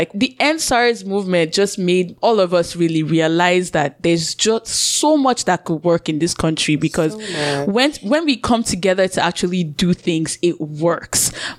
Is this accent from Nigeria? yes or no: yes; Nigeria; accent: Nigerian; then also, I'm finding that even with my Nigerian accent, there's some things that slip into it as well, from like, you know, code switching back and forth.